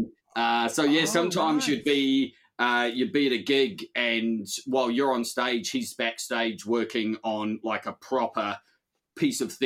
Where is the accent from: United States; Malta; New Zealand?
New Zealand; growing up in New Zealand